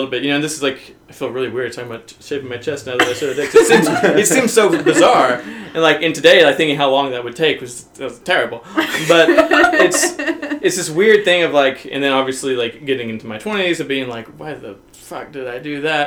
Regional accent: Arkansas, United States; I'm from the Southern United States, I'm from Arkansas

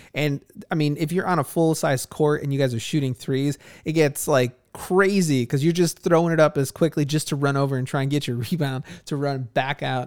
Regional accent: Chicago, Illinois, United States; I grew up in Chicago, so I've always been surrounded by massive swaths of people

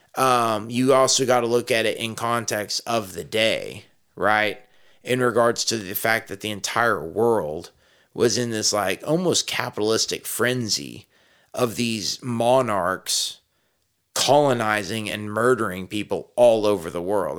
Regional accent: Texas, United States; I was raised a Texan

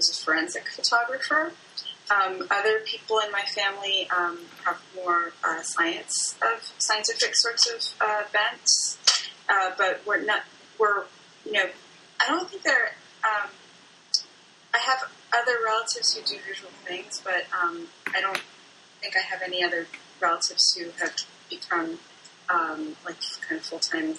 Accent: D.C., Maryland, United States; moved away as an adult; also born or lived in Bloomington-Normal, Illinois; now in Chicago, United States; I grew up in Maryland, outside of Washington, D.C., and came to Chicago to go to school.

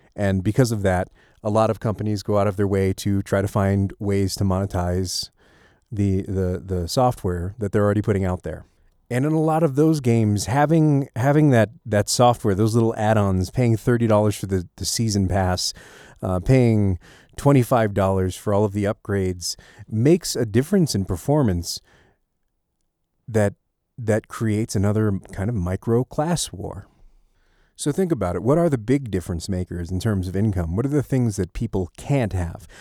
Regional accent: United States; we as an American populace

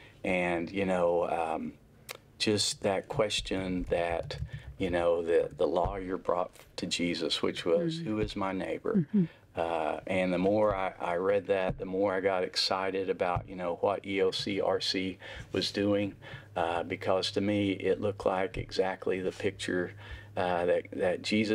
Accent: Stilwell, Oklahoma, United States; I grew up in Eastern Oklahoma, so kind mm-hmm. of Stillwell, Oklahoma, strawberry capital of the world is

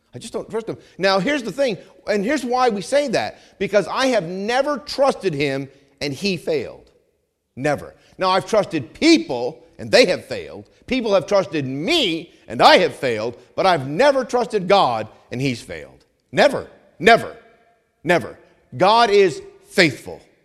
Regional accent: New England, United States; I grew up in New England

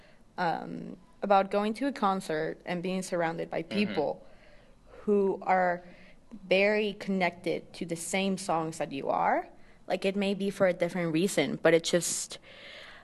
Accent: Houston, Texas, United States; moved away as an adult; also born or lived in Mexico City, Mexico; now in Mexico; I was born in Mexico City, but I was raised in Texas

